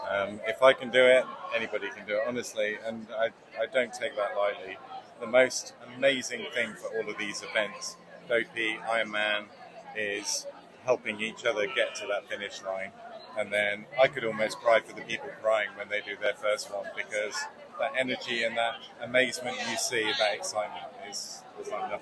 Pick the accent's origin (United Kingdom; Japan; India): United Kingdom; London; I'm London, England.